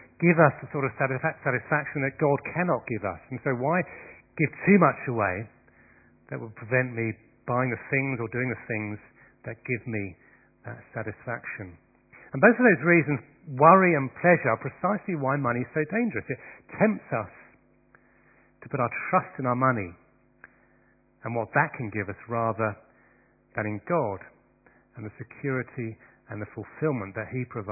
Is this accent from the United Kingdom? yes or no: yes; United Kingdom; As Christians and particularly as British people